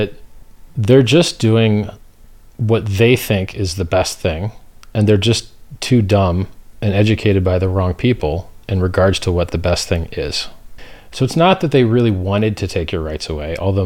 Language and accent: English; United States; I'm from America